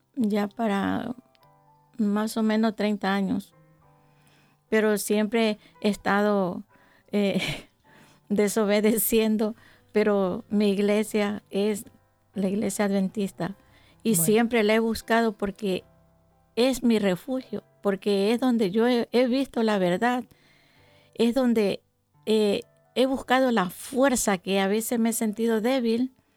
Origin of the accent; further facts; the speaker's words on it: Yaguachi, Guayas, Ecuador; moved away as an adult; yo soy de un pueblo pequeño de, mi país, de la provincia del Guayas. ¿En dónde? Del cantón Yaguachi. Y, ¿En eh, Ecuador? En Ecuador, sí.